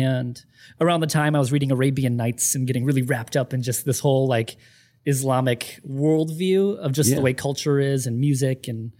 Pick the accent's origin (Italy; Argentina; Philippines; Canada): Philippines; Angeles, Central Luzon; born there; Oh, I was born in the Philippines.